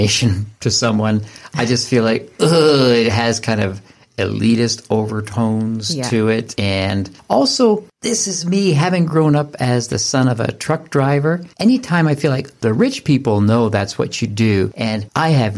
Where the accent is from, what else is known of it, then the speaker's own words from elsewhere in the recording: Canada; we're from Canada